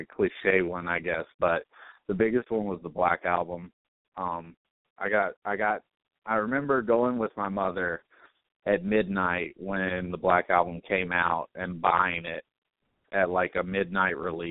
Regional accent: Eden, North Carolina, United States; also born or lived in Martinsville, Virginia; I grew up in Eden, North Carolina, which is about 45 minutes north of Greensboro.

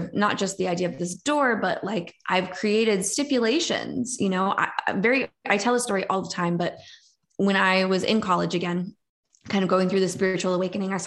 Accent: New York, United States; I'm from New York.

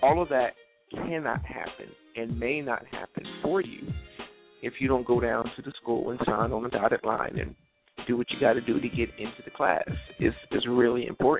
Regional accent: New Jersey, United States; I grew up in South Jersey

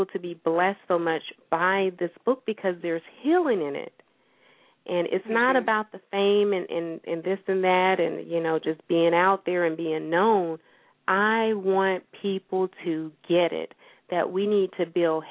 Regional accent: St. Petersburg, Florida, United States; my hometown, St. Petersburg, Florida, I work with the libraries there

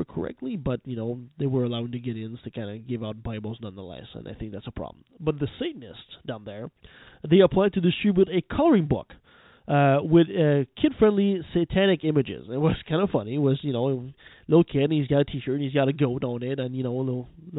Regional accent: Canada; I'm a Canadian

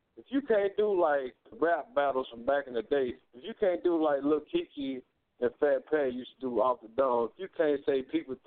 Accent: Texas, United States; moved away; I came from Texas

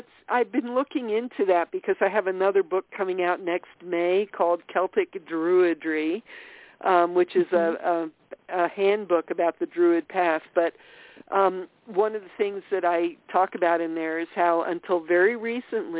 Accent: Austria; now in Massachusetts, United States; I was born in Austria

